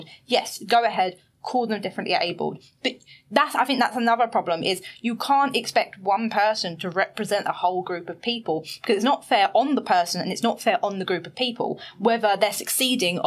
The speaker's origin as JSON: {"language": "English", "town": "Basildon", "region": "East of England", "country": "United Kingdom", "tie": "born or raised there", "moved": "as an adult", "lives_now": "London, United Kingdom", "said": "I grew up in Basildon."}